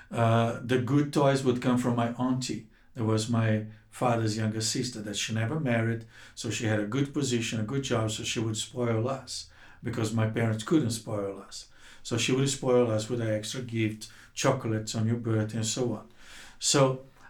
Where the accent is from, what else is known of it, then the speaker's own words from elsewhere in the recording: Rio de Janeiro, Brazil; moved away as an adult; also born or lived in Cape Town, South Africa; now in South Africa; I'm from Rio de Janeiro, Brazil